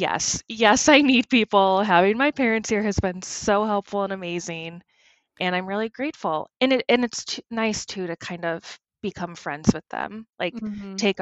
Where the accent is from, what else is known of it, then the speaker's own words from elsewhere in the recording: Oswego, New York, United States; also born or lived in Boston; now in Minneapolis, United States; I grew up in upstate New York, a town called Oswego, so closer to Canada than New York City.